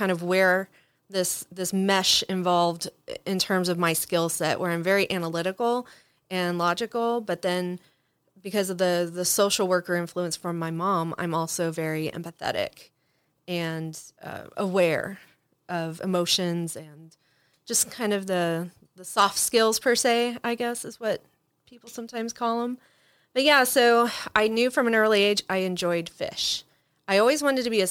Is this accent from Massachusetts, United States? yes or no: no; Dallas, Texas, United States; moved away; also born or lived in Emporia, Kansas; I grew up in Dallas, Texas, a suburb of Dallas